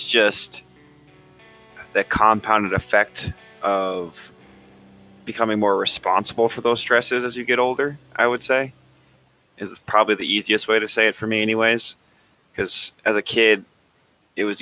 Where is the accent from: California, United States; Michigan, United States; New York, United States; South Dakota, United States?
South Dakota, United States; I'm from South Dakota, born and raised